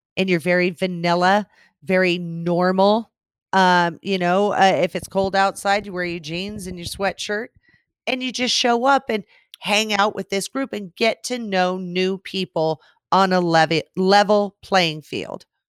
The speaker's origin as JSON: {"language": "English", "region": "West Coast", "country": "United States", "said": "I'm from the West Coast."}